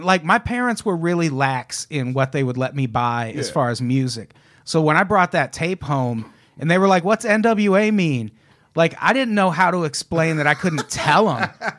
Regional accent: Midwest, United States; I grew up in the Midwest. I could have it either way.

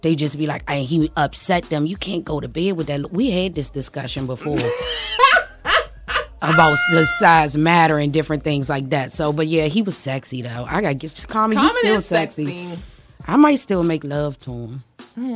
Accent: Maryland, United States; also born or lived in Washington, D.C.; I'm from Washington, D.C., but I grew up in Maryland

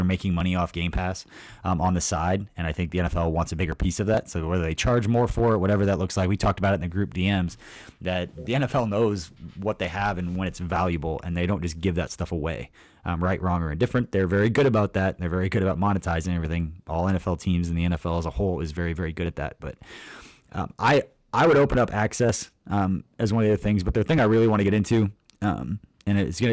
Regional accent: Stilwell, Kansas, United States; I grew up like Stillwell, Kansas

